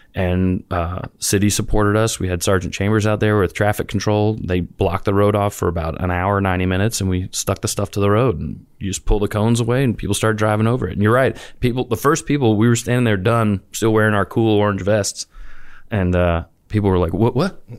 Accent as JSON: {"language": "English", "town": "New Orleans", "region": "Louisiana", "country": "United States", "tie": "born or raised there", "also_born_or_lived": "Auburn, Alabama", "moved": "as an adult", "said": "I grew up in the suburbs of New Orleans."}